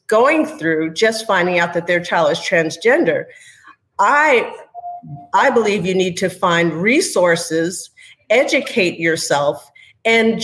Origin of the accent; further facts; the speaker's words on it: New York, United States; moved away as an adult; now in Houston, United States; my background is that I was raised in New York, but I married a Texan, wound up settling in Houston, Texas